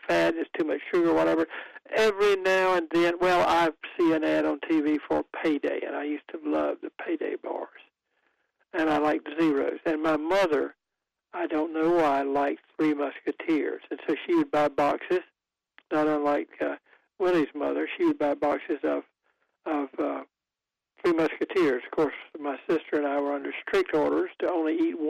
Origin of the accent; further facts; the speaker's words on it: Goldsboro, North Carolina, United States; moved away; my hometown of Goldsboro, where I do not live now, but where I sometimes go